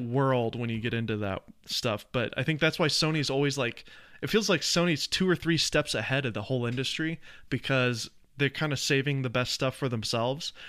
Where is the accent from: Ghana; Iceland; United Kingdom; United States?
United States; Nashville, Tennessee; I grew up in the South. I'm from, uh, Nashville, Tennessee